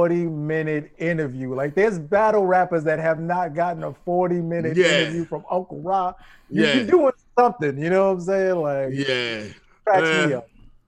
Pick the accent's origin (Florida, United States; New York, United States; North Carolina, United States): New York, United States; Brooklyn; I'm from Brooklyn.